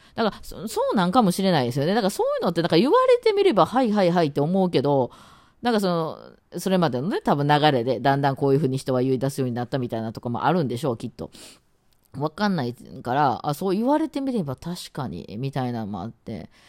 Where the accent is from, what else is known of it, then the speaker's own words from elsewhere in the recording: Osaka, Japan; accent: Osaka dialect; first language Osaka dialect; 私がネイティブが大阪弁